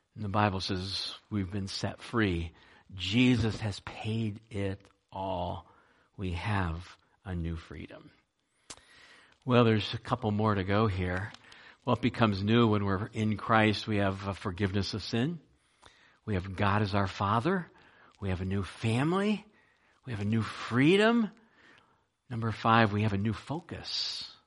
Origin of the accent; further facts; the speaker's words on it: United States; also born or lived in Ohio; there were only two of us that were kind of born and raised in America